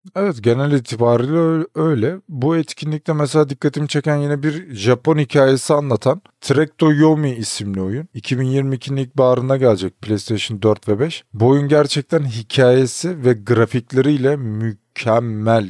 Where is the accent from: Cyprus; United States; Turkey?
Turkey; Biz ki Türküz biz. Türkiye'deydik.